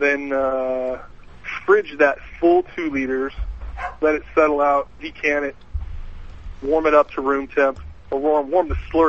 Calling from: Pullman, Washington, United States; Pullman, Washington.

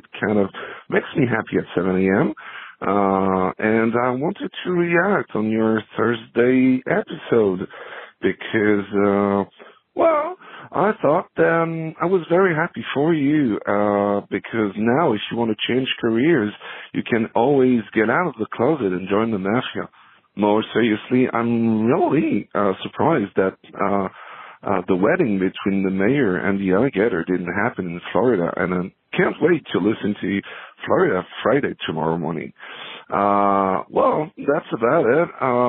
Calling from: Paris, Île-de-France, France; I'm calling you from Paris in France.

